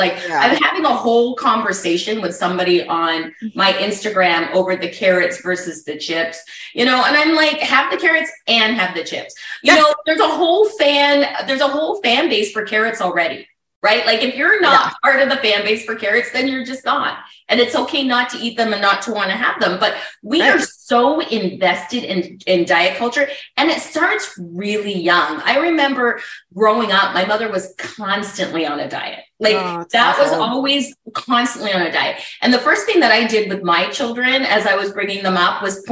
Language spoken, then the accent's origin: English; Burlington, Ontario, Canada; I grew up in Burlington, Ontario, just outside of Toronto.